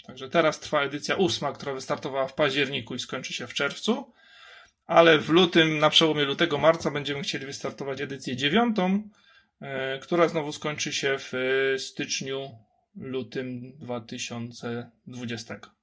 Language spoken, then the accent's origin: Polish; Kraków, Lesser Poland, Poland; jestem z Krakowa